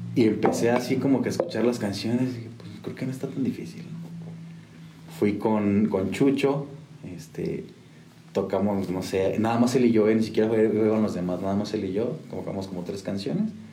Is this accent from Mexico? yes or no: yes; San Juan del Río, Querétaro, Mexico; also born or lived in Mexico City; llegamos aquí con mi familia cuando yo tenía 5 años, 6 años, y a los 20, 19 más o menos, me fui a, me regresé a Ciudad de México